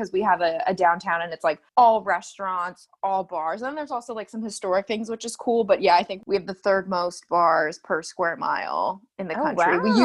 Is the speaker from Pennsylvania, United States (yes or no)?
yes; Phoenixville, Pennsylvania, United States; I grew up right outside of Philly. Well, not right outside, about, it was a 45-minute drive outside of Philly in a town called Phoenixville.